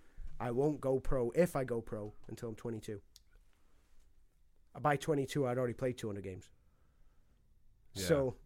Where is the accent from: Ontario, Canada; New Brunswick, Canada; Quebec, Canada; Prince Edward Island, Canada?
Ontario, Canada; also born or lived in Scotland; I was born in Scotland. Moved to Canada when I was a year and a half. Dad got a job offer over there and family just uprooted.